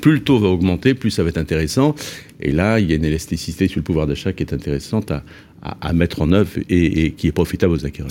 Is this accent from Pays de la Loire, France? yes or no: yes; Nantes, Pays de la Loire, France; je suis nantais